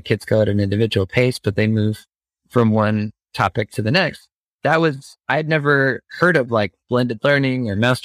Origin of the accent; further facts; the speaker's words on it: Phoenix suburbs, Arizona, United States; growing up in the Phoenix suburbs